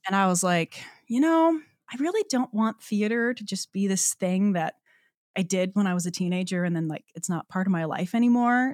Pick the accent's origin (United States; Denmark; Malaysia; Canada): Canada; Newfoundland and Labrador; moved away as an adult; I'm, I'm from Newfoundland, so I was born and raised there. Um, so yeah, spent the first eighteen years of my life in, um, well, on the island